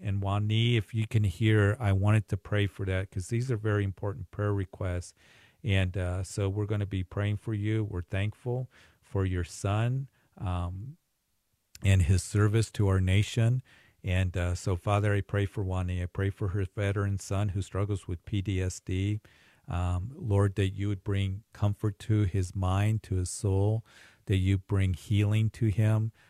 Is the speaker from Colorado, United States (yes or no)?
yes; Greeley, Colorado, United States; my hometown Greeley